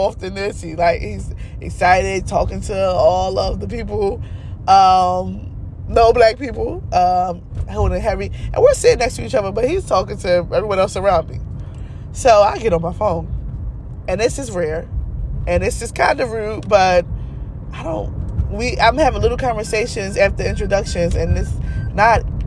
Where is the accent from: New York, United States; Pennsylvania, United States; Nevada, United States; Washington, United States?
Pennsylvania, United States; Philadelphia; I'm from Philly